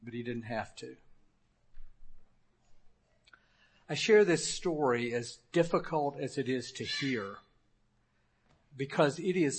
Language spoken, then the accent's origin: English; Memphis, Tennessee, United States; moved away; I served a 15-month internship in my hometown of Memphis